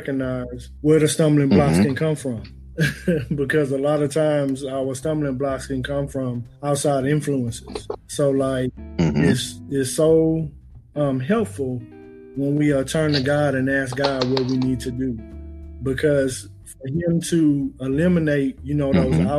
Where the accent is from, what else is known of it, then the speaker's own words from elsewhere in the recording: Beaumont, Texas, United States; moved away as an adult; now in Austin, United States; I'm originally from Beaumont, Texas. Been in the Austin area for about